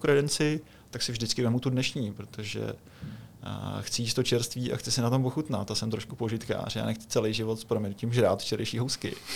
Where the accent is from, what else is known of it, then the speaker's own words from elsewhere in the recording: Czechia; my Češi jsme specifický